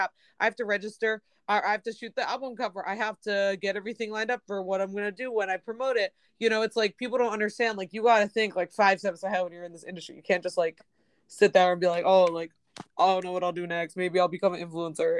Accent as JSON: {"language": "English", "town": "Washington", "region": "District of Columbia", "country": "United States", "moved": "as an adult", "lives_now": "Los Angeles, United States", "said": "I'm from Washington, D.C."}